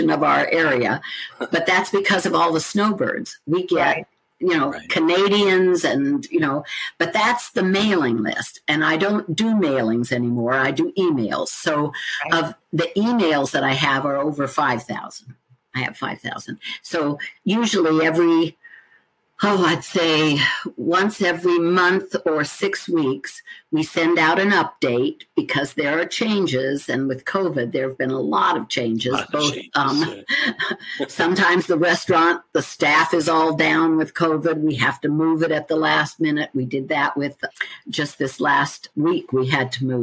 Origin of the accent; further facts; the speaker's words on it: Oregon, United States; now in South Carolina, United States; although I'm a Westerner. I'm from Oregon originally. I've lived here for 35 years